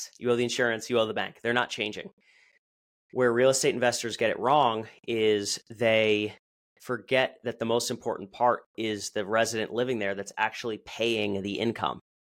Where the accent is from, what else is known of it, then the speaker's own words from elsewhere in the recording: Allentown, Pennsylvania, United States; my hometown